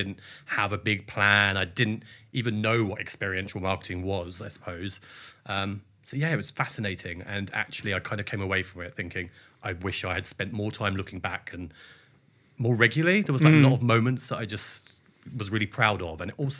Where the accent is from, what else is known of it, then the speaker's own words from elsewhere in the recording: Bracknell, South East England, United Kingdom; I grew up just outside Reading in a very fascinating town called Bracknell, famous for its indoor-outdoor fake ski slope and its amazing coral reef water park